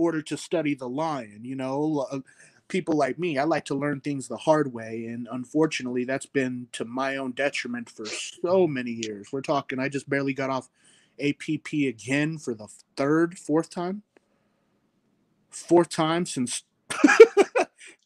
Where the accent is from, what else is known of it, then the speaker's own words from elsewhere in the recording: Layton, Utah, United States; I am from Layton, Utah. Represent. I am a Utah boy to the fullest